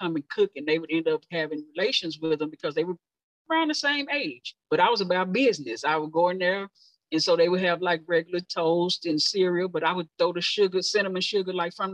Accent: Dallas, Texas, United States; I born and raised in Oak Cliff, Southern sector

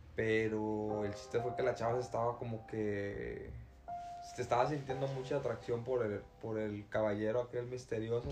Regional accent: Tamaulipas, Mexico; de donde yo soy, que es de Tamaulipas

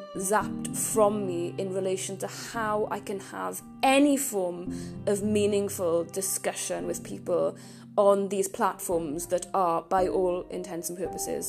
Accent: Merthyr Tydfil, Wales, United Kingdom; I was born in Merthyr Tydfil. I grew up there in the 1980s.

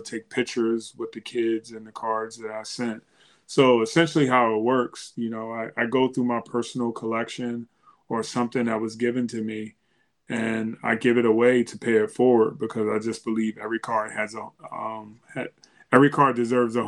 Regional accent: Philadelphia, Pennsylvania, United States; growing up in Philadelphia, the Broad Street Bullies

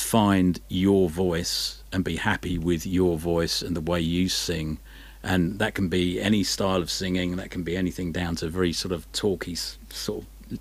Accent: Isle of Sheppey, Kent, South East England, United Kingdom; now in Brighton, United Kingdom; where I grew up, I grew up on the Isle of Sheppey, and it's a little bit out on a limb there. It's in the Thames estuary. It's on the Kent coast

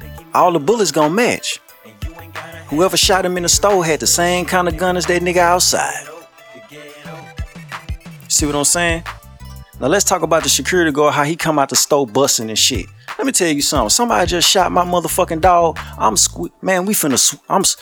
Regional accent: Shreveport, Louisiana, United States; I'm from Shreveport, Louisiana.

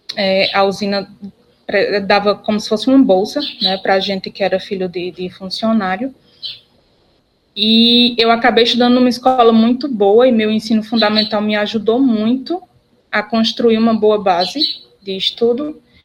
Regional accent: Barbalha, Ceará, Brazil; also born or lived in Juazeiro do Norte; Eu sou natural da cidade de Barbalha, aqui no Cariri Cearense

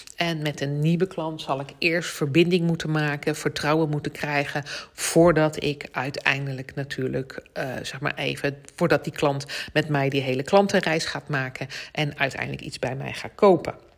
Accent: The Hague, South Holland, Netherlands; accent: Haags; mijn Haagse accent

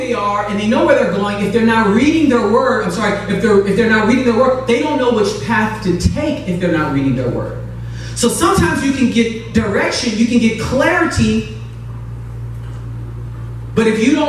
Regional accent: Chicago, Illinois, United States; moved away; I'm originally from Chicago, South Side, represent. I'm scared. And so my dad drove our family in a U-Haul truck from Chicago to California.

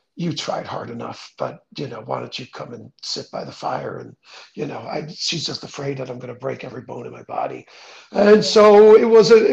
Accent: Netherlands; moved away; I grew up in the Netherlands, which is flat as a pancake.

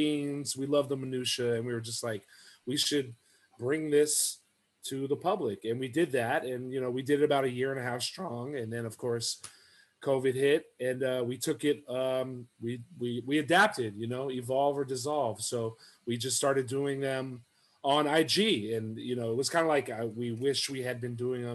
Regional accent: West Coast, United States; I'm from the West Coast

